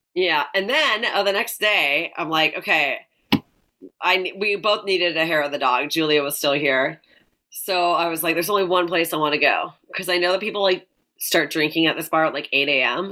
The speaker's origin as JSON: {"language": "English", "town": "Delta", "region": "British Columbia", "country": "Canada", "tie": "born or raised there", "moved": "yes", "said": "We're both from Vancouver. I'm like, I actually grew up in North Delta"}